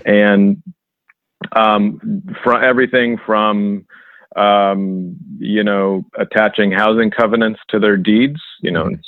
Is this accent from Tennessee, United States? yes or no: no; Springfield, Massachusetts, United States; I grew up in Springfield, Massachusetts